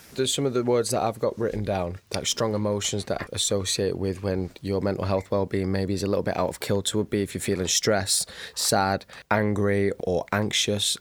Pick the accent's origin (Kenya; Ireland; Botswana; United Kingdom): United Kingdom; we are terribly British